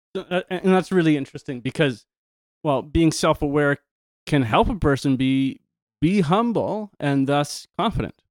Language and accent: English; Canada; I'm Canadian.